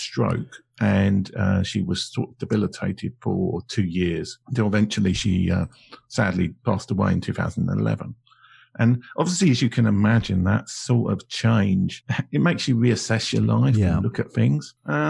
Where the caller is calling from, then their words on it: London, United Kingdom; Well, I'm Zooming from London in the United Kingdom, which I think is also the same country that you're in.